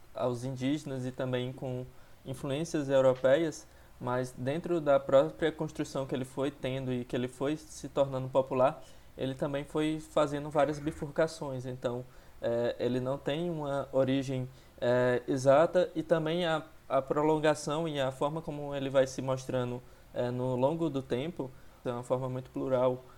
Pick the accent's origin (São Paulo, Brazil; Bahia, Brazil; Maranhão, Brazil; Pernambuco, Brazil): Maranhão, Brazil; Barra do Corda; now in São Luís, Brazil; eu sou de Barra do Corda